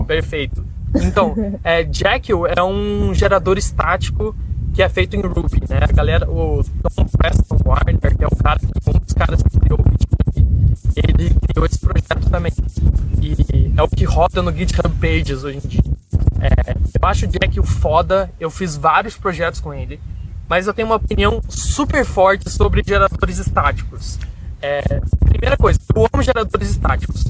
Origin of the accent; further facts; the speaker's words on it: Curitiba, Paraná, Brazil; moved away; also born or lived in Rio de Janeiro; eu sou de Curitiba, o que eu aprendi me mudando de Curitiba para o Rio foi gigantesco.